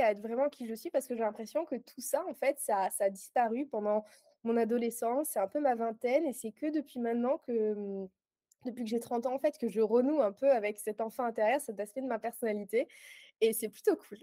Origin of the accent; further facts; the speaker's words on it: Aix-en-Provence, Provence-Alpes-Côte d'Azur, France; moved away as an adult; now in Guernsey; je suis originaire d'Aix-en-Provence, mais j'ai déménagé il y a un mois sur la petite île de Guernesey.